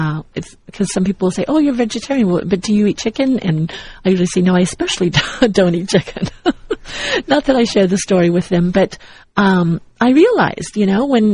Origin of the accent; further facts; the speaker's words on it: Southern California, United States; also born or lived in Missouri; growing up as a child, I grew up here in Southern California, and at one point when my mother was married to my stepfather, we moved to Missouri and lived on a farm